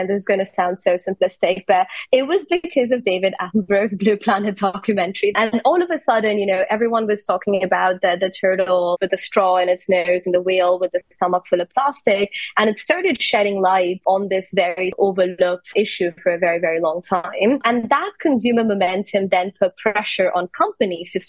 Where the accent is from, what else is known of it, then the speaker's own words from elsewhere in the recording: India; I'm from India